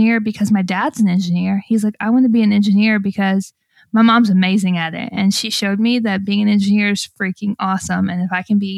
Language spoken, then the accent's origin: English; Alabama, United States; I grew up in Alabama